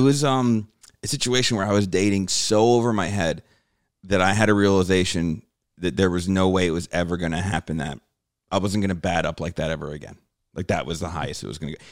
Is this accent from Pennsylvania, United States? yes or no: no; New Jersey, United States; moved away; also born or lived in New York City; growing up in Jersey, we'd take the train